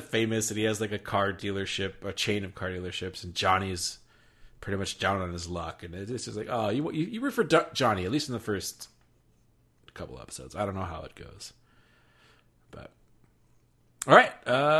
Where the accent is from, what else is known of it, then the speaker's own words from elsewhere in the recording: United States; as an American